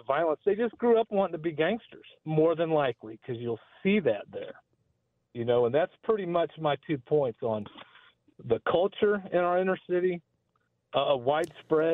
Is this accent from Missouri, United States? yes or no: yes; Kansas City, Missouri, United States; now in North Kansas City, United States; I grew up in Kansas City, Missouri, south of the river, a couple miles off Independence Avenue